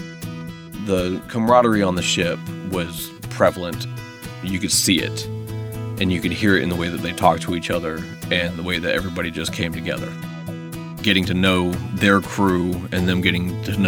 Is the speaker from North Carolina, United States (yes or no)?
yes; North Carolina, United States; moved away; I am from North Carolina